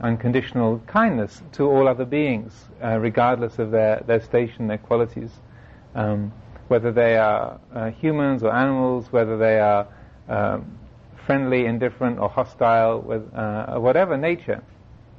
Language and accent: English; England, United Kingdom; Being English